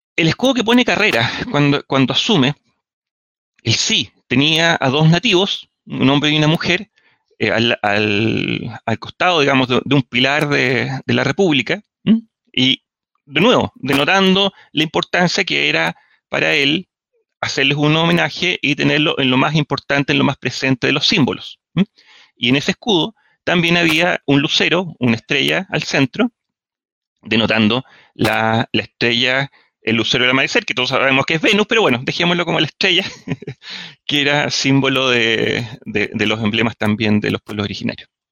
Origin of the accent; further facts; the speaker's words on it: Chile; qué ricos somos chilenos